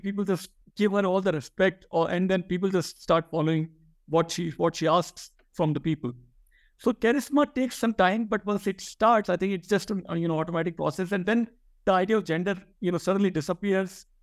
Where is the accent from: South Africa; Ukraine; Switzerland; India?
India; first language Hindi; English is a second language; moved away as an adult; now in United States; I was born in India and, uh, s, you know, spoke Hindi as I grew up for, you know, s, la, uh, first two and a half decades of my life before I migrated to, to the U S